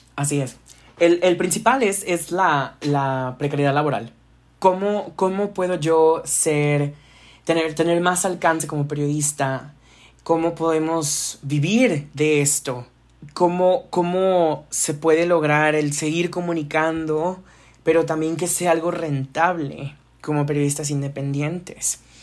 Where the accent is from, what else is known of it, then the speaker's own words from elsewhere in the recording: Monterrey, Nuevo León, Mexico; acá en Monterrey, de donde soy